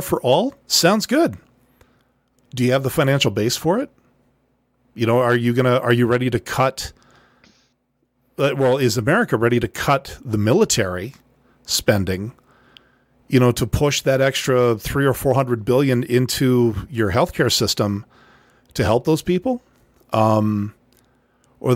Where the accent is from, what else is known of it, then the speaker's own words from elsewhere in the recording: Canada; I'm Canadian